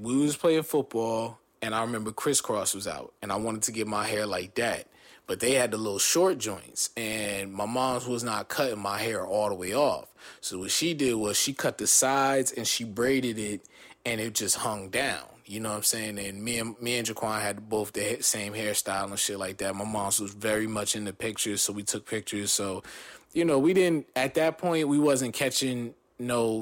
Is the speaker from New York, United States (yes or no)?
no; New Jersey, United States; also born or lived in Long Beach, California / Downey, California; I was born in Long Beach, raised in Jersey